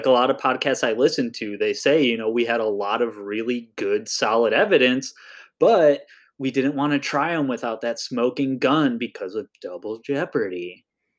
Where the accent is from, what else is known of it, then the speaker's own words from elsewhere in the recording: Germany; My relatives may have been in World War II on the Germany side because I'm from Germany.